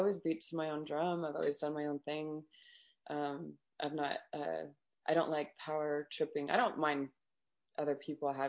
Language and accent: English; Las Vegas, Nevada, United States; growing up in Las Vegas, it was really, it was a little bit rough